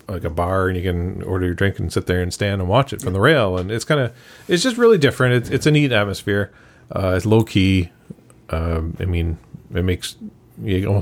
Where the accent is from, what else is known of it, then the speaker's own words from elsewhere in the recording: Fredericton, New Brunswick, Canada; now in Ontario, Canada; I grew up in Fredericton